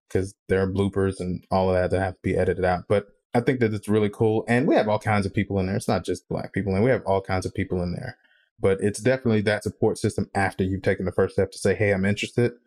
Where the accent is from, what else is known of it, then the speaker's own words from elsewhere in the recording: Mississippi, United States; I'm from Mississippi